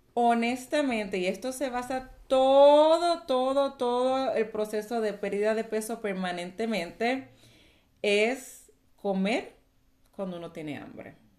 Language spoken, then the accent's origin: Spanish; Puerto Rico; moved away as an adult; now in Texas, United States; nací, y me crié en Puerto Rico